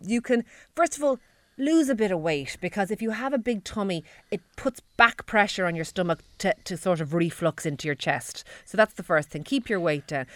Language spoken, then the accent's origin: English; Ireland; We're Irish